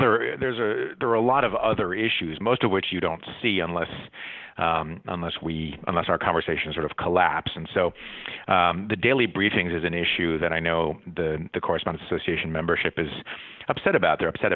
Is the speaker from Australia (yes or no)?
no; Paris, Île-de-France, France; also born or lived in Middlebury, Vermont, United States; I grew up half in Paris, half in Middlebury, Vermont, where my parents taught for about 30 years.